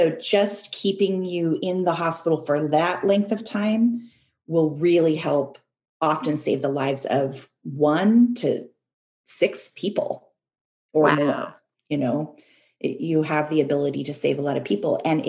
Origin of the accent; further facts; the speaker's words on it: Canada; also born or lived in United States; because I grew up in Canada and the United States, and we're a culture that values individual decision-making.